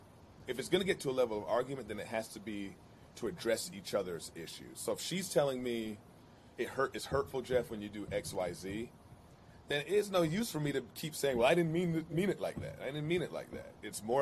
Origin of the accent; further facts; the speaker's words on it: Jamaica; I identify so much being a Jamaican, I got to be Jamaican through and through and through.